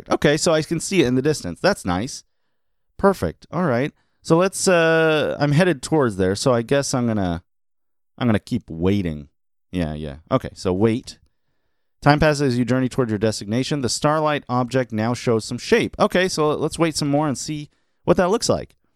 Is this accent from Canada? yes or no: no; Australia; Obviously, I'm from Australia where we use meters and kilometers constantly.